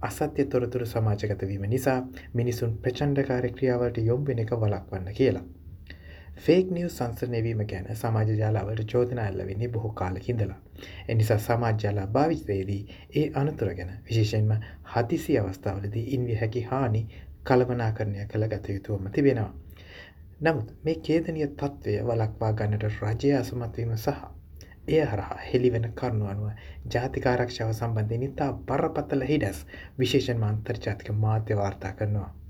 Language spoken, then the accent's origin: Sinhala; Sri Lanka; moved away